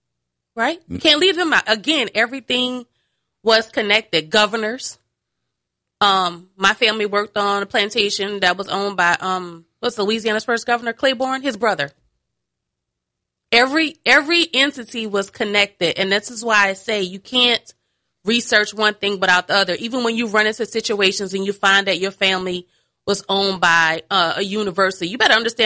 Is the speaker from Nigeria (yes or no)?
yes; Nigeria; Again, my mama, I'm a Nigerian. First and foremost, I'm that.